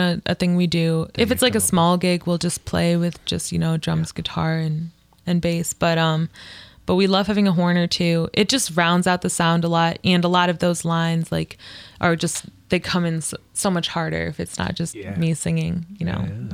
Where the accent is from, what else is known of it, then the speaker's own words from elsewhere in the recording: Livonia, Michigan, United States; also born or lived in Hamtramck; now in Ypsilanti, United States; I grew up like in Livonia